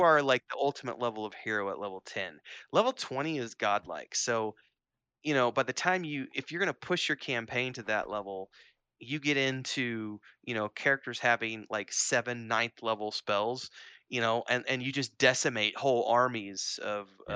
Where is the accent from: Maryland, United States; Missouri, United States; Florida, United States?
Missouri, United States; moved away as an adult; now in Mexico City, Mexico; growing up in Missouri